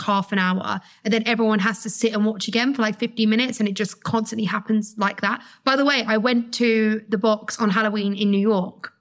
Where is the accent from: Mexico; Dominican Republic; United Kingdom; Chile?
United Kingdom; as a British girl